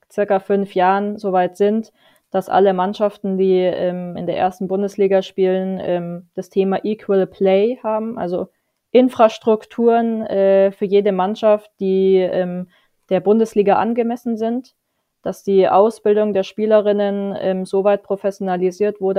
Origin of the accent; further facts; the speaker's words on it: Munich, Bavaria, Germany; ähm, gut, München ist meine Heimatstadt, äh, das brauche ich nicht äh, leugnen, aber ich äh, sehe mich die nächsten Jahre in Fürth.